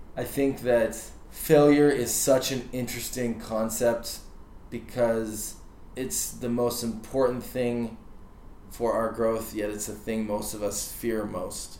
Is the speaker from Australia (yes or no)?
no; Canada; I'm, I'm a Canadian. I have a deep network in Vancouver.